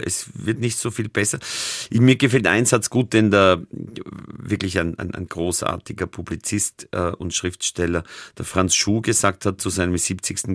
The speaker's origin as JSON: {"language": "German", "area": "near Amstetten", "region": "Lower Austria", "country": "Austria", "tie": "born or raised there", "moved": "yes", "lives_now": "Vienna, Austria", "said": "in Amstetten, das ist die Stadt, wo man am nächsten zu meinem Heimatdorf kommt"}